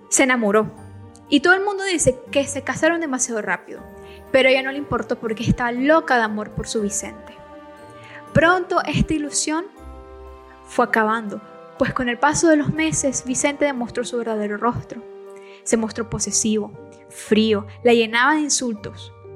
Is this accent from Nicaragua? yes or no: yes; Nicaragua; soy nicaragüense